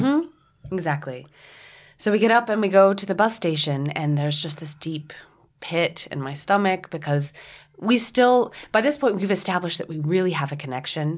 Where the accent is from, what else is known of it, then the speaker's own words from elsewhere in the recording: Tennessee, United States; moved away; also born or lived in New York; my family in Tennessee